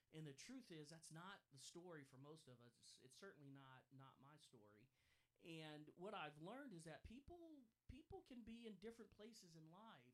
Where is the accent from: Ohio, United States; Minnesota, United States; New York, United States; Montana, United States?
Ohio, United States; Canton; I'm from Canton, Ohio, uh, originally, born and raised there